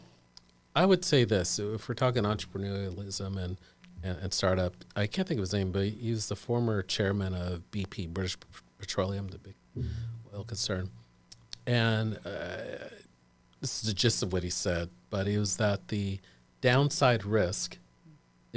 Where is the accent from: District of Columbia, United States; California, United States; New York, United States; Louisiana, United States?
California, United States; Sacramento; I grew up in Sacramento